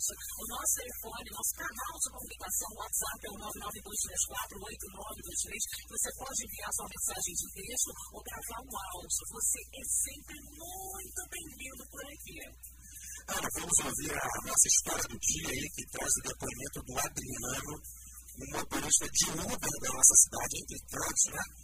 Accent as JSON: {"language": "Portuguese", "country": "Brazil", "tie": "born or raised there", "moved": "as an adult", "lives_now": "Brasília, Brazil", "said": "Vim relatar um pouco aqui da minha história para vocês aqui. Tenho 31 anos, sou natural de Campos de Goiás, estou em Brasília desde 2010."}